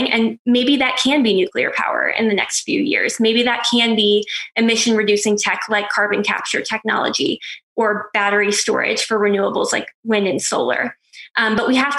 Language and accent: English; Pennsylvania, United States; my home state of Pennsylvania